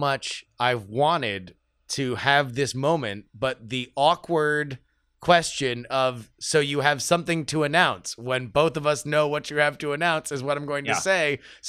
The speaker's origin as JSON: {"language": "English", "region": "South Florida", "country": "United States", "said": "I am from South Florida."}